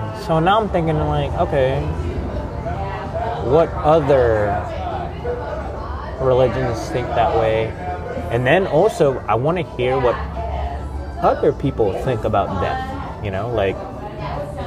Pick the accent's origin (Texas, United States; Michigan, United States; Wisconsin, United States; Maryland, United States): Texas, United States; Galveston; now in New Orleans, United States; where I grew up in Galveston